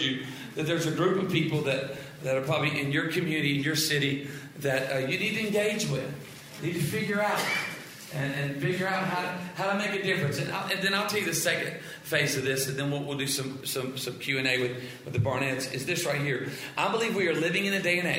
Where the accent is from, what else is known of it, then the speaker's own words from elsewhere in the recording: South Louisiana, United States; I'm from South Louisiana.